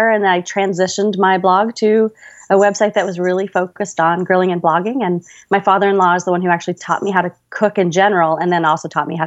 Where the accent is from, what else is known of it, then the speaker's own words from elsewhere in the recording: Louisville, Kentucky, United States; also born or lived in California; now in Las Vegas, United States; Well, I was born in California, but kind of grew up all over. Um, I kind of call Kentucky home. That's where I spent my high school and college years, and now I'm living just outside of Las Vegas.